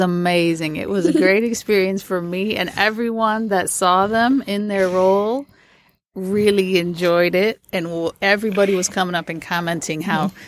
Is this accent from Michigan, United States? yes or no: yes; Port Huron, Michigan, United States; when I grew up in Port Huron, you know, it's on Lake Huron